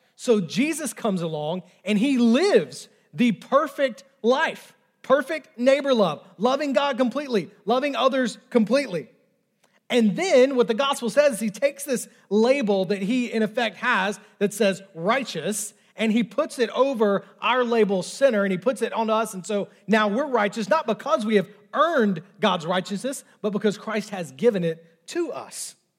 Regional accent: the South, United States; I know I'm in the South. I know I was raised in the South

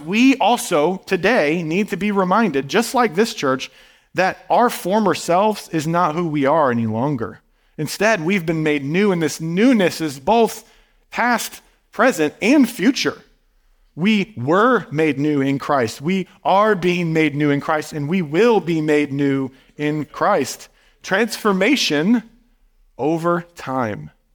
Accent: Midwest, United States; moved away; growing up in a small town in the Midwest

